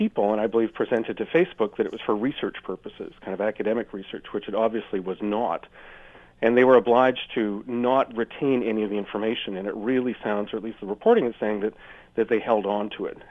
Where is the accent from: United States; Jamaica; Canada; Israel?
Canada; as a Canadian standing in Canada